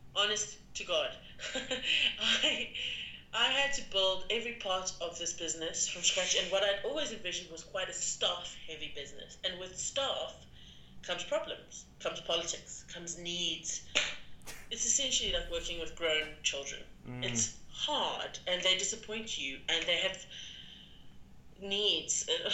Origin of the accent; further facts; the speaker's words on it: South Africa; also born or lived in London; as a South African